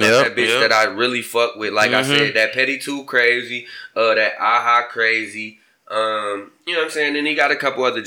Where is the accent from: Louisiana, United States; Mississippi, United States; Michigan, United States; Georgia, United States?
Michigan, United States; I'm from Michigan